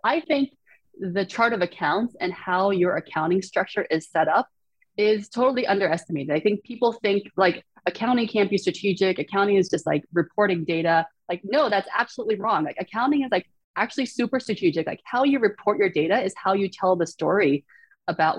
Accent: Shanghai, China; moved away; So I was born in Shanghai. I speak, you know, Mandarin Chinese

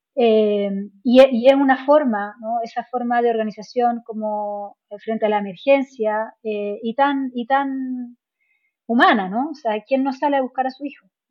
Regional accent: Chile

